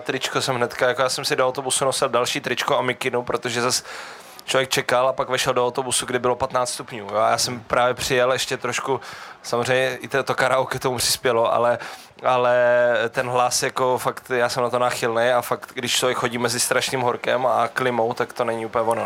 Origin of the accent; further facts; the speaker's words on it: Brno, South Moravian Region, Czechia; já jsem se narodil v Brně